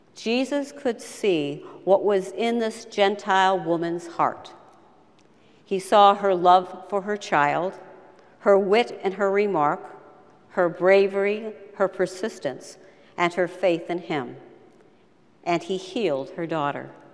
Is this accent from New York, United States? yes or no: yes; Rochester, New York, United States; I was born in 1946 in Rochester, New York